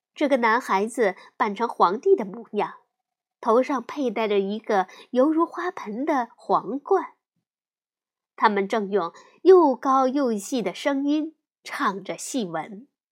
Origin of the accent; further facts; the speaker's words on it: China; 我们中国人